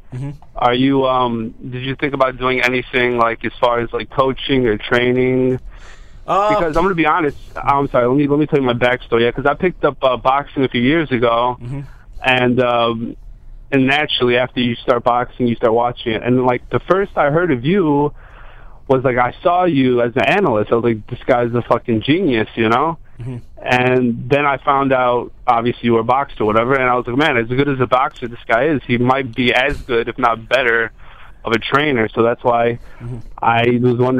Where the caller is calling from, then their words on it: Chicago, Illinois, United States; This is … from Chicago.